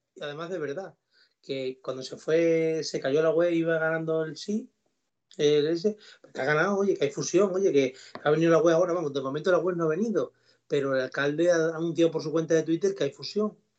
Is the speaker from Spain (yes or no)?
yes; Villanueva de la Serena, Extremadura, Spain; now in Don Benito, Spain; yo soy de Lava y que me da igual y que siempre he tenido mucha más afinidad con Don Benito y por eso vivo aquí